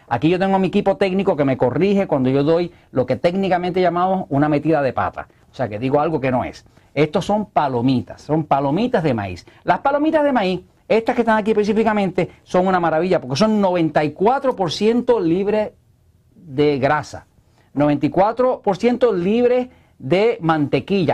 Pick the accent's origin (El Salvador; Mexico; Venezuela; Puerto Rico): Puerto Rico; acá en Puerto Rico no hablamos español, acá hablamos spanglish